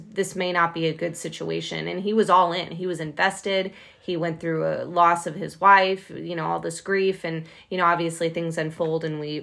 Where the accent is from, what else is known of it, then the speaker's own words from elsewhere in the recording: Chicago, Illinois, United States; moved away; I'm originally from Chicago